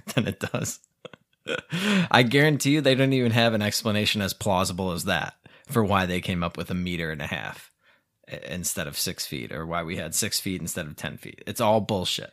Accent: United States; now in Mexico; I'm American

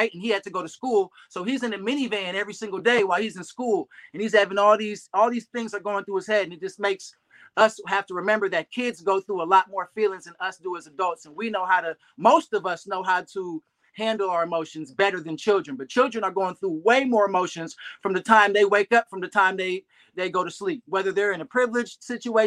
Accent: Berkeley, California, United States; also born or lived in Oakland, California / Texas / Hercules, California; we live and reside in Northern California in the Bay Area, born and raised

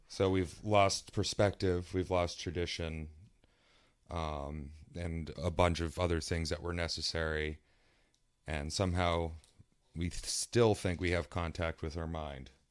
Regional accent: East Coast, West Virginia, United States; I'm from East Coast, West Virginia

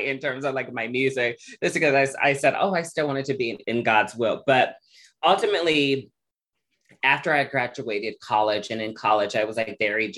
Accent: Omaha, Nebraska, United States; growing up in Omaha, Nebraska, I grew up a child who was very resilient

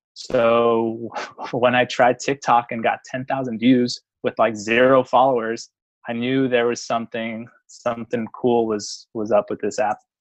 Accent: San Francisco, California, United States; I'm from San Francisco, California

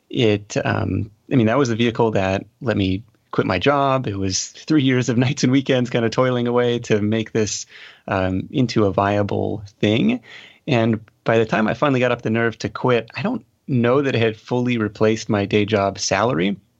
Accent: Seattle, Washington, United States; I grew up outside of, uh, Seattle, Washington

